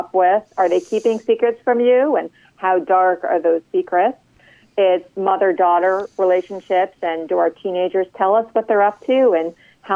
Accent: New York, United States; now in Washington, D.C., United States; I grew up in New York

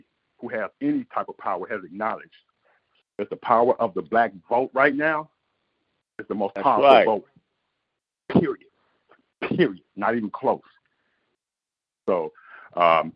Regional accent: Detroit, Michigan, United States; I grew up born and raised in Detroit

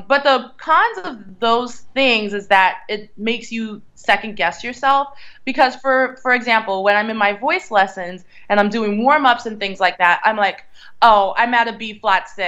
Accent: Philadelphia area, Pennsylvania, United States; also born or lived in Reading, Pennsylvania / Allentown, Pennsylvania / Collegeville, Pennsylvania / Virginia; I was raised in various parts of Pennsylvania. Like, I was born in Reading, and I lived in Allentown and Collegeville. I briefly lived in Virginia for a few years, but around the Philadelphia area, definitely.

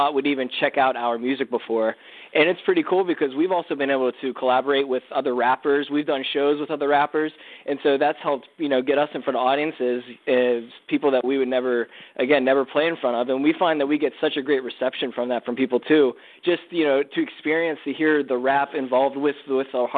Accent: Western Pennsylvania, United States; we're from Western Pennsylvania

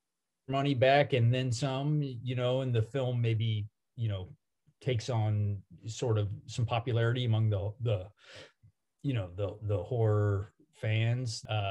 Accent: the South, United States; We grew up in the South

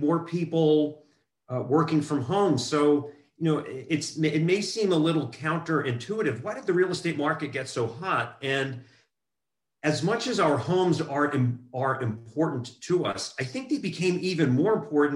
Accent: New Jersey, United States; moved away as an adult; also born or lived in Southern California; now in California, United States; I grew up in New Jersey, and I was there until I graduated high school and then migrated to Southern California

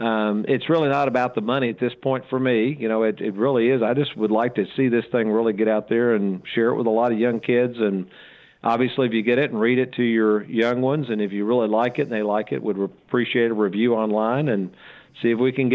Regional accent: Lexington, Kentucky, United States; I grew up in Lexington, Kentucky. Back then, we didn't have a lot of money.

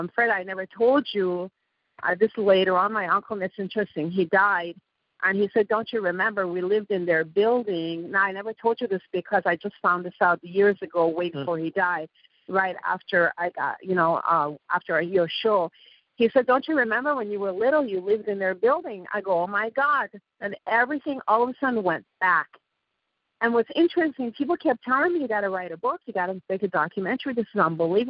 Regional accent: Iran; English is a second language; moved away; I'm from Iran too. Obviously, I have an accent

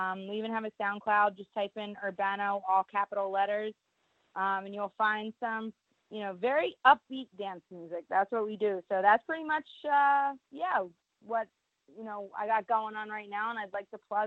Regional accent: suburbs of Philadelphia, Pennsylvania, United States; accent: Philly; I'm in the suburbs of Philadelphia. So, technically, yeah. I mean, like, it's like Philly kind of slang, I guess. Everybody around here has like a very thick Philly accent.

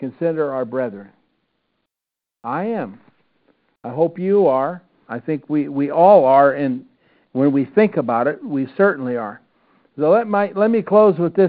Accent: Iowa, United States; growing up in Iowa

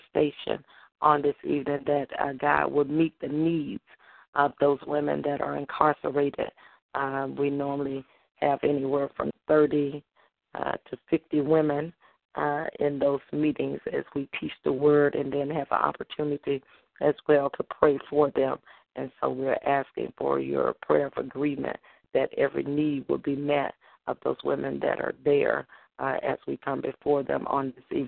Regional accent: Holly Grove, Arkansas, United States; now in Memphis, United States; I'll be in my hometown in Holly Grove, Arkansas

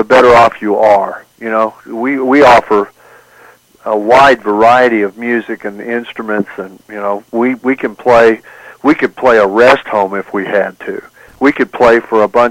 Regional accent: Oklahoma Panhandle, United States; I grew up in the Oklahoma Panhandle

